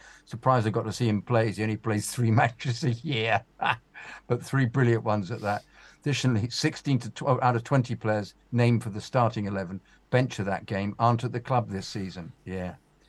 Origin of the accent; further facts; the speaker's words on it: Wales, United Kingdom; an important bit to note for the story is I'm Welsh.